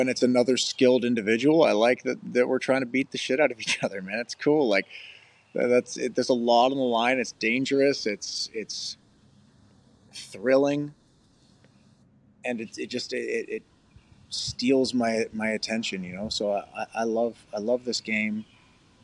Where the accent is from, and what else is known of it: Canada